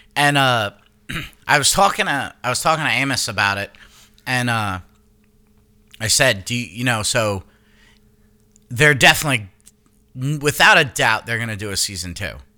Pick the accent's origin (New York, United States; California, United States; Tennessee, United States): New York, United States; Long Island; moved away; I'm from Long Island, not the fucking city.